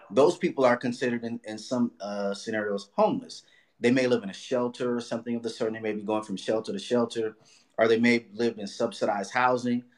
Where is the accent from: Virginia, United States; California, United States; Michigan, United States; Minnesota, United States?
California, United States; Los Angeles; also born or lived in Inglewood, California; I grew up in Watts, right across the street from the Nickerson Gardens